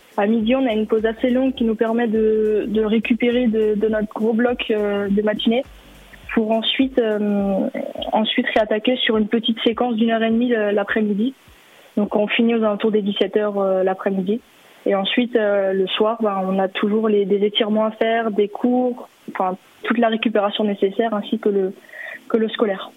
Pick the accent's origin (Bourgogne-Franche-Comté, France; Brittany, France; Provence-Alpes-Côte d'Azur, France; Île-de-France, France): Bourgogne-Franche-Comté, France; Dole; also born or lived in Wittelsheim, Alsace; j'ai déménagé du côté de Dole avec mes parents pour des raisons professionnelles et euh, pour retrouver aussi ma famille maternelle